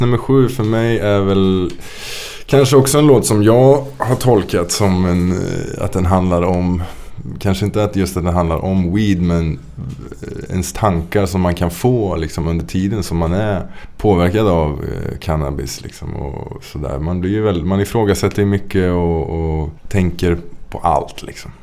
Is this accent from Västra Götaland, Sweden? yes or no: yes; Trollhättan, Västra Götaland, Sweden; also born or lived in Lidköping / Bergen; mina hemtrakter. Trollhättan